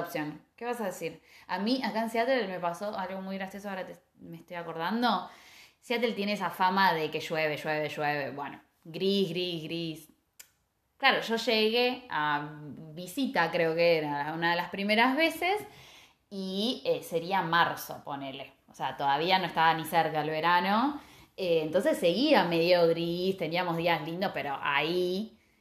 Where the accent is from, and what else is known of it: Argentina